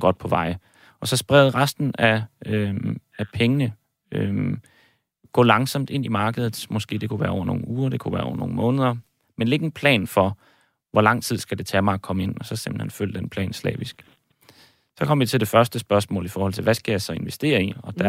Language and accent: Danish; Aalborg, North Denmark Region, Denmark; moved away as an adult; also born or lived in Copenhagen; now in Cyprus; Jeg er født og opvokset i Aalborg, øh, også boet i København en, en, en årrække